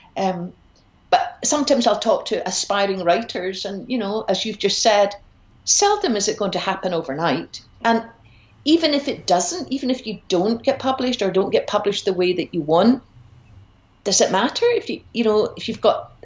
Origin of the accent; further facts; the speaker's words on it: Glasgow, Scotland, United Kingdom; also born or lived in Edinburgh; I grew up in Glasgow